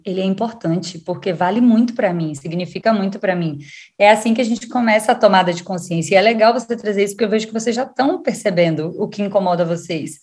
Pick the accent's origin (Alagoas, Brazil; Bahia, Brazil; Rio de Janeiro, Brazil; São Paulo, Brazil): Bahia, Brazil; Salvador; moved away; sou de Salvador, Bahia.